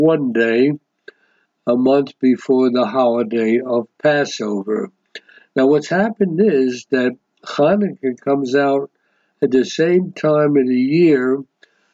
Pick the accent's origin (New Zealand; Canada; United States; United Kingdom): United States; I was raised in the United States